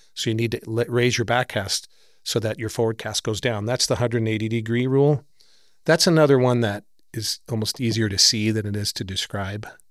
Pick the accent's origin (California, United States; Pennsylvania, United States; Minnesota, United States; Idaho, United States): California, United States; San Francisco; I grew up right near Golden Gate Park in San Francisco.